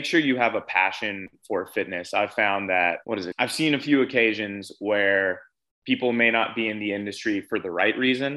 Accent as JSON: {"language": "English", "town": "New York City", "region": "New York", "country": "United States", "tie": "born or raised there", "said": "I'm born and raised from New York City. I was born in Manhattan, grew up there"}